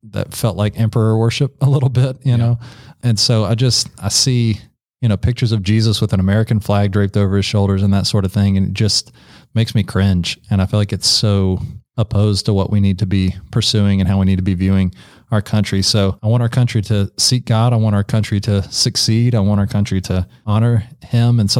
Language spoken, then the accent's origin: English; Ecuador; also born or lived in Czech Republic / Ireland; Uh, I grew up in Ecuador uh, for several years. We lived in Czech Republic, lived in Ireland